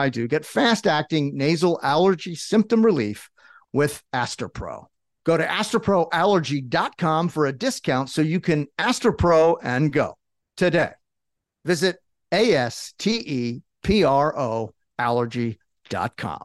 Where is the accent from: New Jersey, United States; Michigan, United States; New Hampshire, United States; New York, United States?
New Jersey, United States; also born or lived in Philadelphia, Pennsylvania; I was born in Philly and I grew up in South Jersey